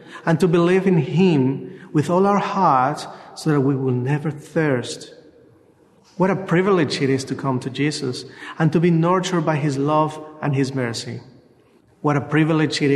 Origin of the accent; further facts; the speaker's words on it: Mexico; now in Australia; I am from Mexico